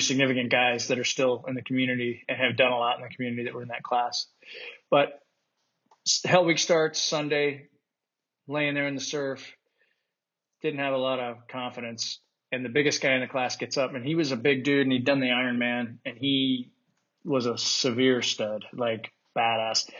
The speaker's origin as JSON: {"language": "English", "region": "Utah", "country": "United States", "tie": "born or raised there", "moved": "as an adult", "said": "I grew up in Utah"}